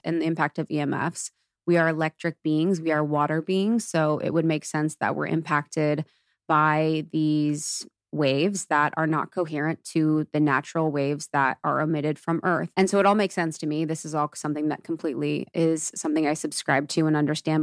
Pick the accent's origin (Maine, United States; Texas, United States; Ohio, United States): Ohio, United States; I grew up in Ohio and it's so Catholic, so religious